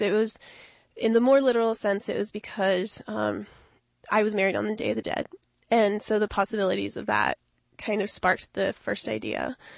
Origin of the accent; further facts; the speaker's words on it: Miami, Florida, United States; I grew up mainly in Miami.